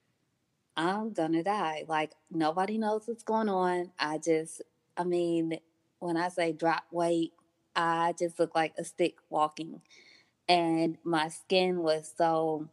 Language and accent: English; Detroit, Michigan, United States; moved away as an adult; also born or lived in Atlanta, Georgia; I moved from Detroit to Georgia for school at G. Clark Atlanta University